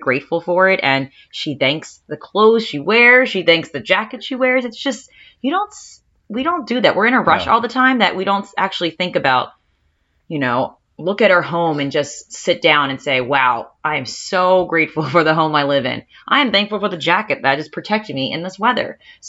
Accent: Baltimore, Maryland, United States

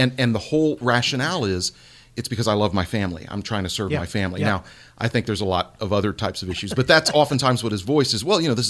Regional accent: Houston, Texas, United States; growing up in Houston, Texas in the 70s

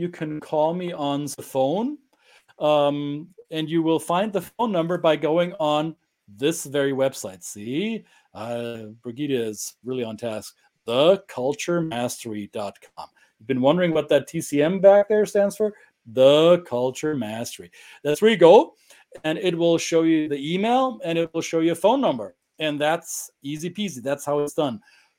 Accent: Germany; accent: German; English is a second language; also born or lived in Minnesota / Southeast US; now in United States; stereotypical German accent. However, I do recognize that I do have an accent.

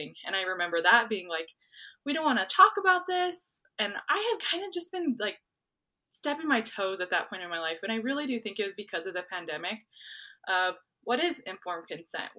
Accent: New Mexico, United States; I'm from New Mexico.

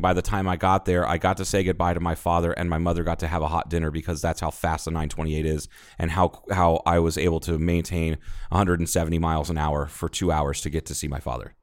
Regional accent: Ohio, United States; now in Arizona, United States; I'm from Ohio.

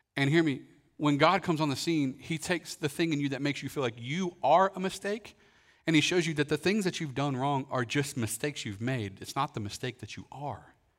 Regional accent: Kentucky, United States; growing up in Kentucky

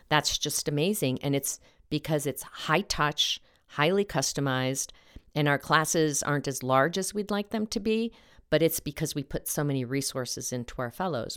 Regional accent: Mexico; now in Colorado, United States; my little town in Mexico

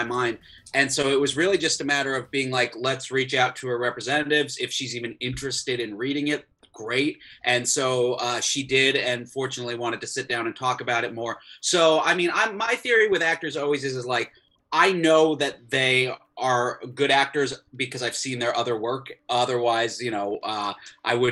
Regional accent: Florida, United States; I grew up in Florida

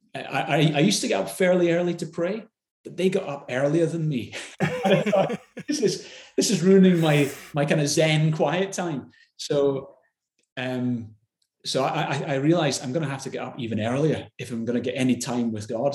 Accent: Glasgow, Scotland, United Kingdom; I grew up in in Glasgow

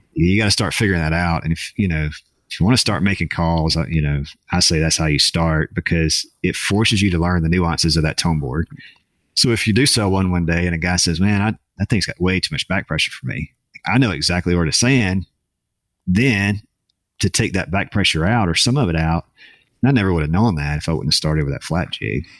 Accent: Jackson, Mississippi, United States; I'll be in my hometown next week

